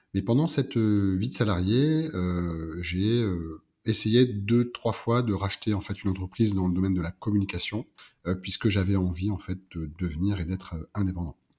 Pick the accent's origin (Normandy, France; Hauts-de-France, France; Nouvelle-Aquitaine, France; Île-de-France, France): Hauts-de-France, France; Pas-de-Calais; moved away as an adult; also born or lived in Lille; now in South-west France; je suis originaire du Pas-de-Calais